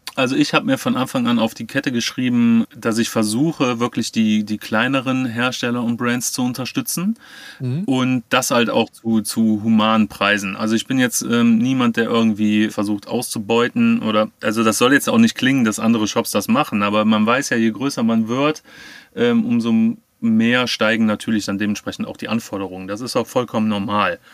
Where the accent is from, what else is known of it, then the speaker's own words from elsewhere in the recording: Cologne, North Rhine-Westphalia, Germany; aus dem wunderschönen Köln